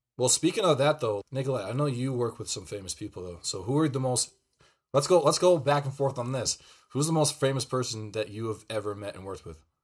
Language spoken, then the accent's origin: English; Pearl River, New York, United States; we were in Pearl River, New York. Shout out to my hometown